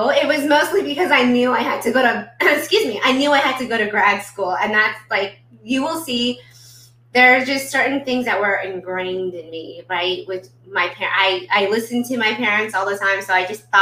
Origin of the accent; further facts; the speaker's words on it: Irvine, California, United States; I grew up in Irvine. I went to elementary, middle, and high school here.